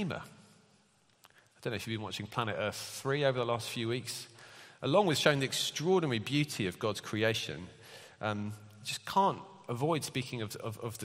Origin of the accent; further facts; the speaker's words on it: United Kingdom; We're British